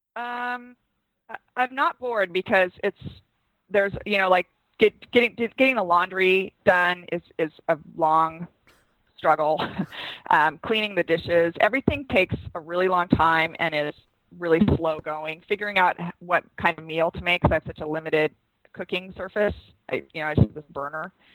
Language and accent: English; Seattle, Washington, United States; I'm from Seattle, where we sell wine in grocery stores.